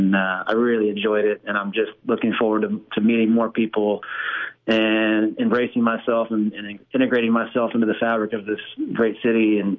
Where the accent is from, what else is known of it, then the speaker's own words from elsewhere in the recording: Texas, United States; but you wouldn't know that I'm from Texas, I guess, by the accent.